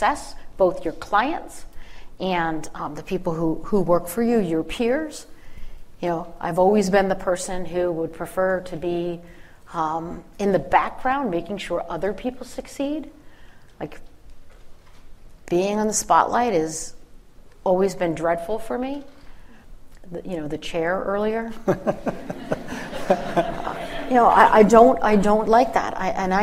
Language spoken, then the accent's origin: English; Philadelphia, Pennsylvania, United States; I'm from the Philly area